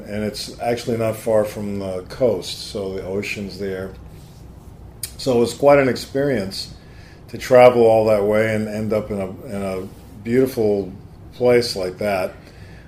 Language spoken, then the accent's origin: English; New York area, United States; I grew up here in the New York area